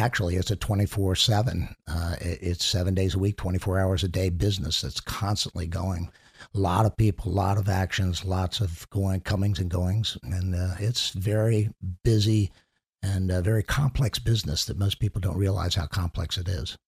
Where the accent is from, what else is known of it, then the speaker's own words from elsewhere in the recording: Chevy Chase, Maryland, United States; also born or lived in Washington, D.C. area; I grew up in, actually, in Chevy Chase, Maryland